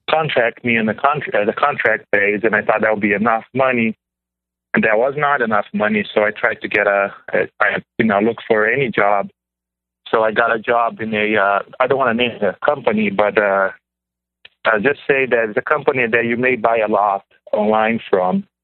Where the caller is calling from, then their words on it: Pennsylvania, United States; Um, well, my area code is from Illinois, but I'm calling from Pennsylvania.